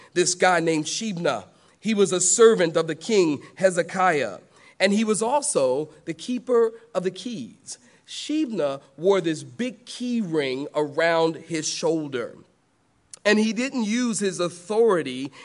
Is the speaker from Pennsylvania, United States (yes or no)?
yes; Philadelphia, Pennsylvania, United States; now in the South, United States; I am from Philadelphia.